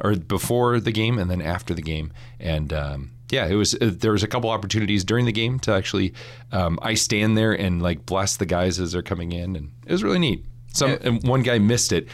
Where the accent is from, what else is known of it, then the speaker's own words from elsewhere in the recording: St. Paul, Minnesota, United States; moved away as an adult; also born or lived in Notre Dame, Indiana; I grew up in St. Paul, Minnesota